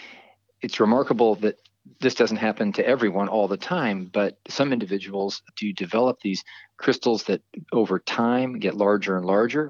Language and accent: English; Marin County, California, United States; also born or lived in East Coast; I grew up here in Marin County